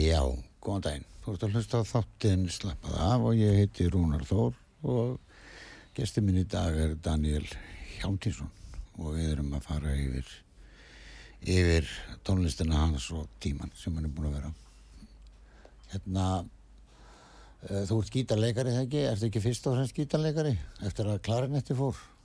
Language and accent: Icelandic; Westfjords, Iceland; moved away as an adult; ég er frá Ísafeyri og er þar mm. til 20 sko og ég er búin að vera hérna í 40 ár